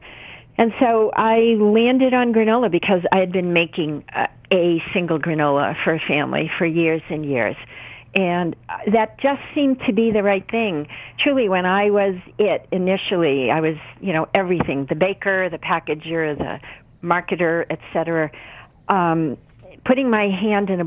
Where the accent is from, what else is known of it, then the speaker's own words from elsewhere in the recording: New England, United States; I was raised in New England. You know, we have a strong work ethic in this region of the country